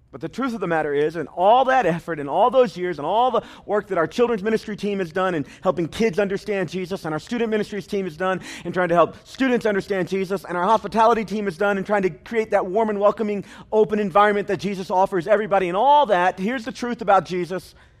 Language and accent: English; United States; the opportunity to be born here